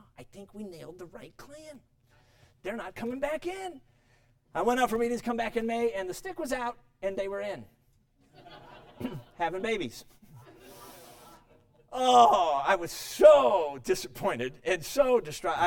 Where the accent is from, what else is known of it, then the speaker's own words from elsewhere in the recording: Chicago, Illinois, United States; moved away; also born or lived in Durango, Colorado; Now, I grew up in Chicago.